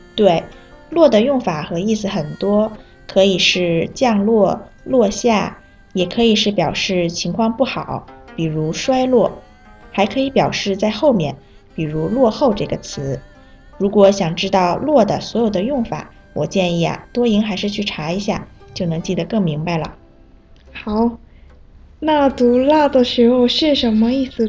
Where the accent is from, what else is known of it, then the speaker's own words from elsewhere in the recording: South Korea; Chinese is a second language; 我是来自韩国的